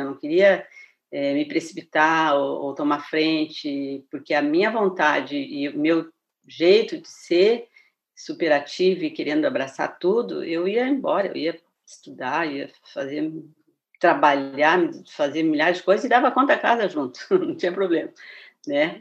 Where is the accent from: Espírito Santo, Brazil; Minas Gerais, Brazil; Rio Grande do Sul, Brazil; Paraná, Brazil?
Rio Grande do Sul, Brazil; Porto Alegre; fui criada, né, nascida, criada dentro da Igreja Presbiteriana, em Porto Alegre